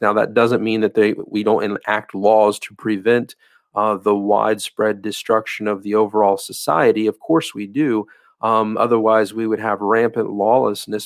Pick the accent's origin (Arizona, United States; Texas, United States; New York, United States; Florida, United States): Florida, United States; in the state of Florida, uh, my home state